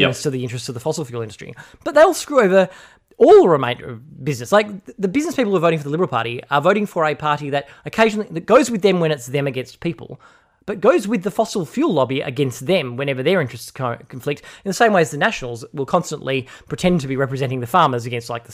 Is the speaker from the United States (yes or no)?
no; Australia; as an Australian citizen